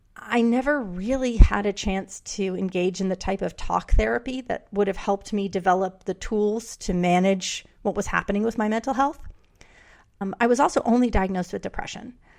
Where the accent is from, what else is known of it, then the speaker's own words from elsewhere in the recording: New York City, New York, United States; I grew up in New York City